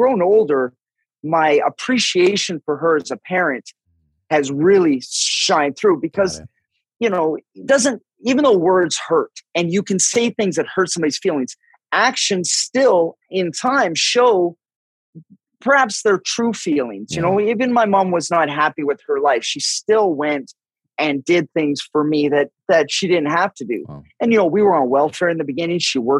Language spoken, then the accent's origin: English; Vancouver, British Columbia, Canada; Well, yeah, this is where it gets a little murky only because I grew up in an alcoholic home.